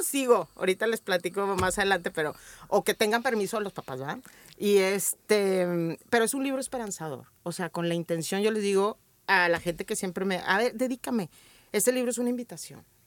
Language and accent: Spanish; Torreón, Coahuila, Mexico; Nací hace 46 años en Torreón, Coahuila